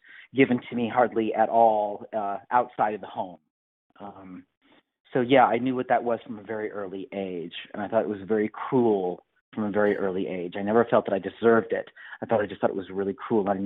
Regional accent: Bedford, Indiana, United States; also born or lived in Bloomington, Indiana; I grew up in Bedford

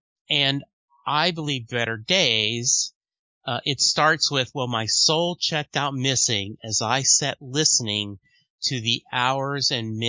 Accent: Louisiana, United States; I grew up in Louisiana

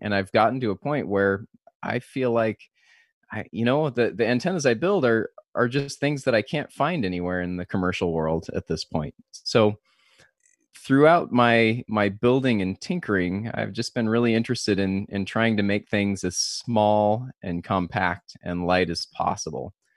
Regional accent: Southern California, United States; now in San Diego, United States; I grew up in Southern California

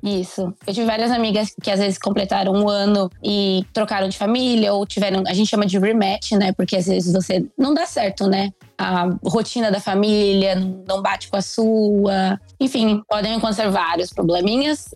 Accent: Pindorama, São Paulo, Brazil; eu sou do interior de São Paulo, uma cidadezinha chamada Pindorama

